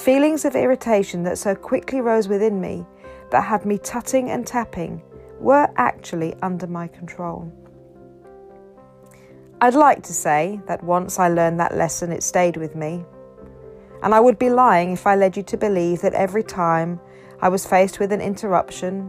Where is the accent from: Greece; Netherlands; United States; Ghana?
Ghana; also born or lived in Zambia; now in United Kingdom; having been born and brought up in Ghana